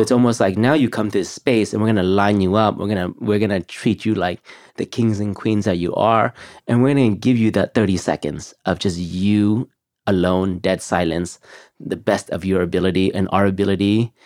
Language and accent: English; California, United States; growing up in California